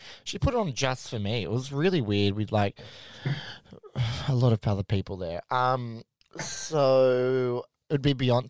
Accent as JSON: {"language": "English", "country": "Australia", "said": "because I'm Australian"}